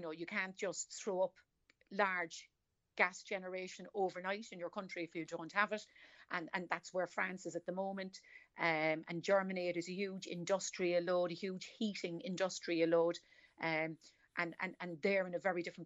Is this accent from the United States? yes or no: no; Cork, Munster, Ireland; accent: Cork; I'm from Cork City.